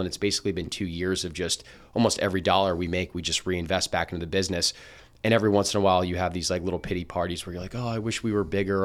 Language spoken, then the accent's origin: English; Princeton, New Jersey, United States; also born or lived in Boston; I grew up in Princeton, New Jersey